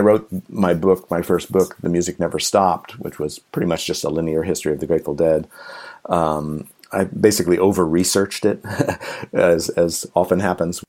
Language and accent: English; Pelham, New York, United States; my hometown in Pelham, New York